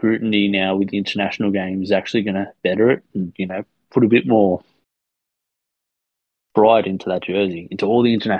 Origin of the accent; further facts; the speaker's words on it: Australia; I'm an Australian.